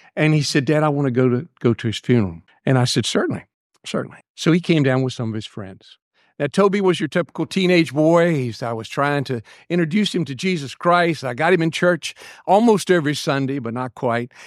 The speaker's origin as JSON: {"language": "English", "area": "Buckingham", "region": "Virginia", "country": "United States", "said": "I'm from Buckingham"}